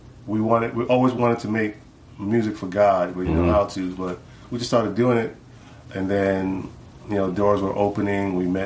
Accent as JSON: {"language": "English", "region": "New York", "country": "United States", "tie": "born or raised there", "said": "Well, we born and raised in New York, in the Bronx, we used to break dance"}